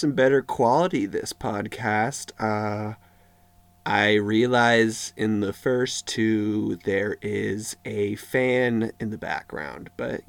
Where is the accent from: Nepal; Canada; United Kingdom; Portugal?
Canada; We're Canadian